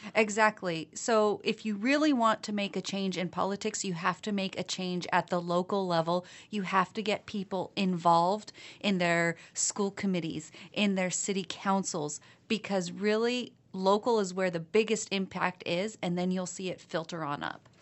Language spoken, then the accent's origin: English; Malden, Massachusetts, United States; I come from Malden, and one of our big issues right now is lead pipes.